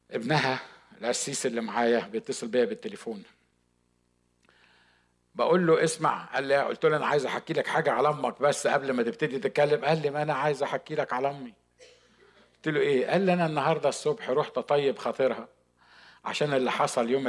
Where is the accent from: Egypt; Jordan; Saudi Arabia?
Egypt; Upper Egypt; وعلى فكره انا صعيدي يعني كنت هقعد في الاوضه دي لغايه ما هو هيجاوبني